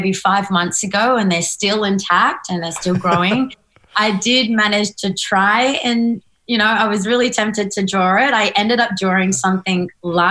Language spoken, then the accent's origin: English; Northern Territory, Australia; I grew up painting in the Northern Territory